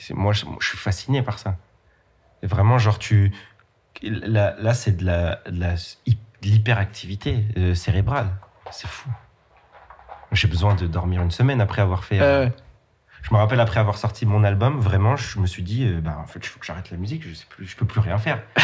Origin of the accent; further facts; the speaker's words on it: Nancy, Grand Est, France; now in Paris, France; Je viens de Nancy